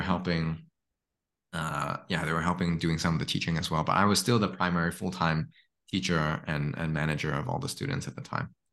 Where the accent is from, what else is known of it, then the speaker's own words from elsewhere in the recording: Hong Kong; also born or lived in Stanford; now in Singapore; I grew up in Hong Kong